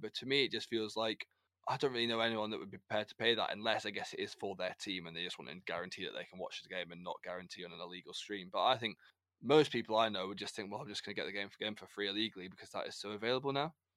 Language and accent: English; United Kingdom; as British, we, as British, we people